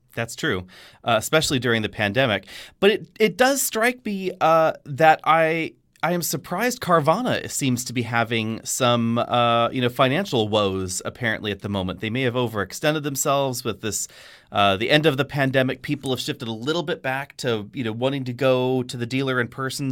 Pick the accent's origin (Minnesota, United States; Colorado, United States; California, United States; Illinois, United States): California, United States; Bay Area; growing up in the Bay Area